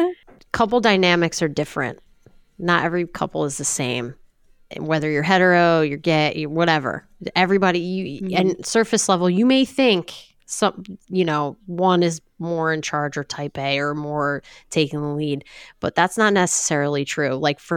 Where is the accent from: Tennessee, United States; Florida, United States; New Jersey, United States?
New Jersey, United States; I'm from New Jersey.